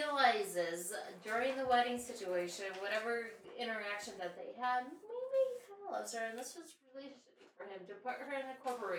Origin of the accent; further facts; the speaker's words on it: Farmington, New Mexico, United States; my family took me to Furs like every week growing up in Farmington.